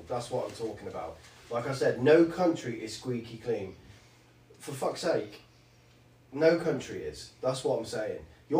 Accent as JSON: {"language": "English", "region": "England", "country": "United Kingdom", "said": "I'm not from another country. I'm from the UK"}